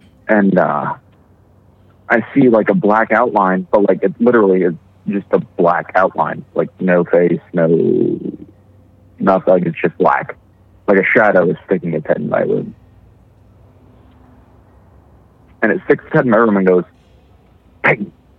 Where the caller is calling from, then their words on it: Arizona, United States; from Arizona.